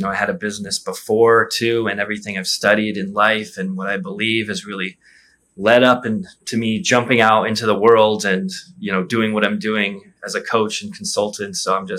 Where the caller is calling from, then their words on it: Rio de Janeiro, Brazil; I'm in Rio de Janeiro, and it's beautiful.